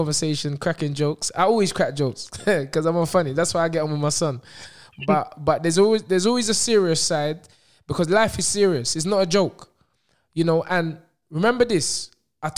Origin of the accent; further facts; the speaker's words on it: Nigeria; I have a Nigerian parent. I'm Nigerian